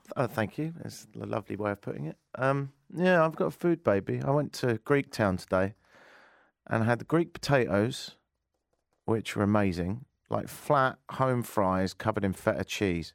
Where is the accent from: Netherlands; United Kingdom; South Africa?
United Kingdom; I'm British